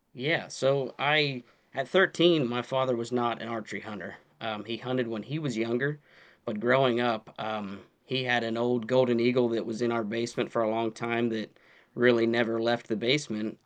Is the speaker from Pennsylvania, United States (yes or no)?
yes; Pennsylvania, United States; born and raised in Pennsylvania.